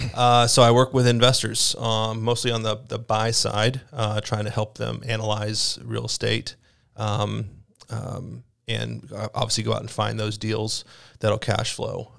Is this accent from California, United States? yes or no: no; Mississippi, United States; moved away as an adult; also born or lived in Tennessee; now in Iowa, United States; I'm from Mississippi